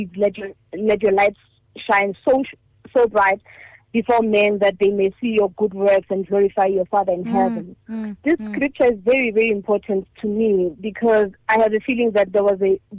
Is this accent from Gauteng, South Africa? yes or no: yes; Hammanskraal, Gauteng, South Africa; I grew up in Hammanskraal, in Majaling, and that was a humbling upbringing.